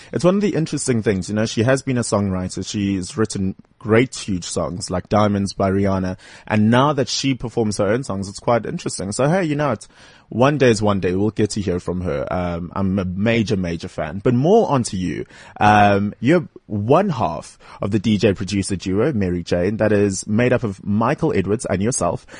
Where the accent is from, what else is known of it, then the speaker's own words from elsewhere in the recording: Durban, KwaZulu-Natal, South Africa; now in Johannesburg, South Africa; I come from Westville in Durban.